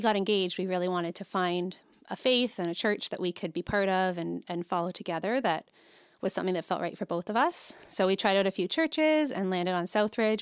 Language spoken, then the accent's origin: English; St. Catharines, Ontario, Canada; grew up in Saint Catherine, so born and raised in Niagara.